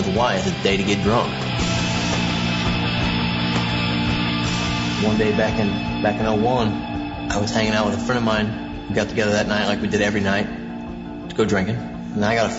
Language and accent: English; Kansas City, United States; I grew up here in the Kansas City area. One of the suburbs of Kansas City